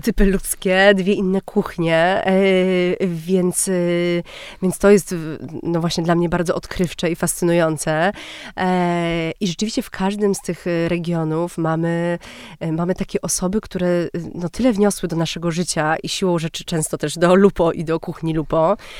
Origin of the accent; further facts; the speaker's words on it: Warsaw, Masovian Voivodeship, Poland; jesteśmy z Warszawy i, i jesteśmy z nią bardzo związani.